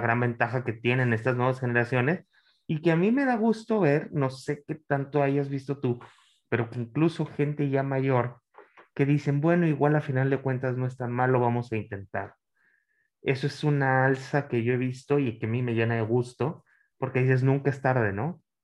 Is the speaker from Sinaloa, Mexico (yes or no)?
no; Monterrey, Nuevo León, Mexico; yo soy nacido, en, pues, soy, regio